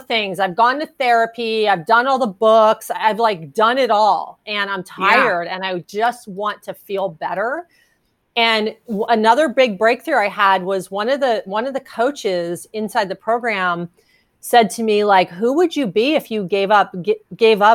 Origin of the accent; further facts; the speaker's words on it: New Jersey, United States; moved away as an adult; also born or lived in California; I grew up in New Jersey. And when I moved to California in the 90s